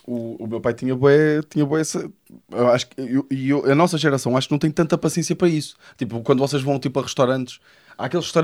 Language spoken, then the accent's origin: Portuguese; Santa Maria da Feira, Aveiro District, Portugal; eu também sou de Santa Maria